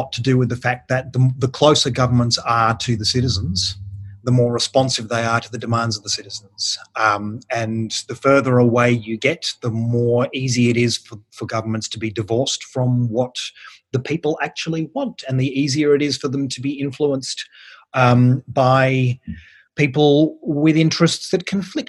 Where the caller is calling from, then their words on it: Canberra, Australian Capital Territory, Australia; I'm joining you from Canberra